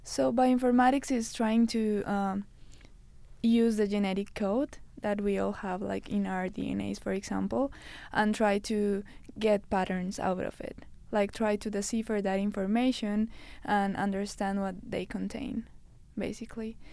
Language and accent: English; Colombia; moved away as an adult; now in Canada; I'm from Colombia